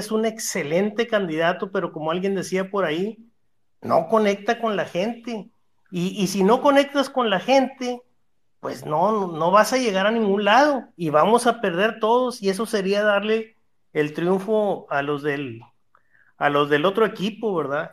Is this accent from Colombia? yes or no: no; Mexico; todos como ciudadanos mexicanos